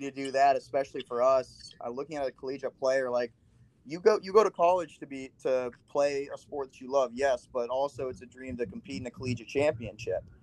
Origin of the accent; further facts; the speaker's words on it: Midwest, United States; we were definitely counted as the underdog because we're from the Midwest.